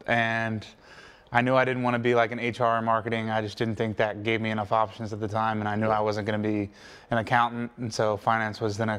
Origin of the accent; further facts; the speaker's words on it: Delaware, United States; So I always tell people, like when I went to Pittsburgh, I was like, I'm from Delaware. And people are like, where's Delaware? And I'm like, oh, it's like 30, 40 minutes outside of Philly.